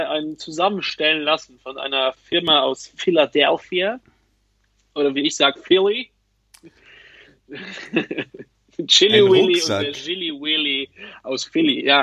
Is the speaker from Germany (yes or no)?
no; Luxembourg; Bei uns in Luxemburg heißt das Plastik.